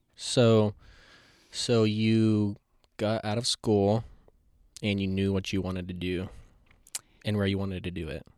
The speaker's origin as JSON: {"language": "English", "town": "Asheville", "region": "North Carolina", "country": "United States", "tie": "born or raised there", "said": "I was born and raised here, so I've seen it evolve to what it is"}